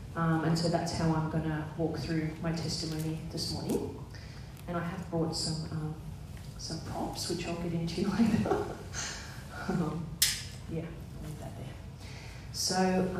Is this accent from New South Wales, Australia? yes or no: yes; New South Wales, Australia; I grew up in the Southern Highlands, and we kind of moved around a fair bit in my younger years. And then we moved to Bosley Park